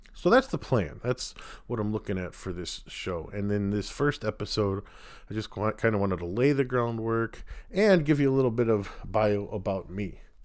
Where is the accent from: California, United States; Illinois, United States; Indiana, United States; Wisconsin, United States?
Illinois, United States; Wheaton; I grew up near Wheaton